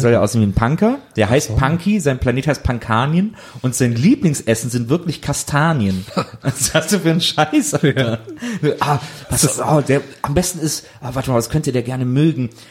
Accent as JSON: {"language": "German", "town": "Wesseling", "region": "North Rhine-Westphalia", "country": "Germany", "tie": "born or raised there", "said": "ich komme ja aus Wesseling zwischen Köln und Bonn"}